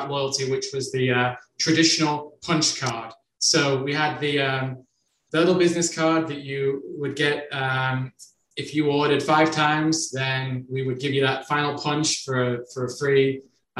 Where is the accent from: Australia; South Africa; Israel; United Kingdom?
United Kingdom; also born or lived in Ireland; now in United States; I'm originally from the United Kingdom